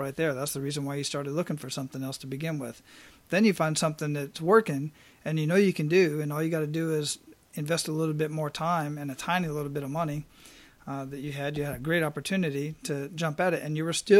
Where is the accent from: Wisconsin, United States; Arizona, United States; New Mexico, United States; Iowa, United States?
Arizona, United States; now in Hawaii, United States; relocating back to Arizona, which is my home state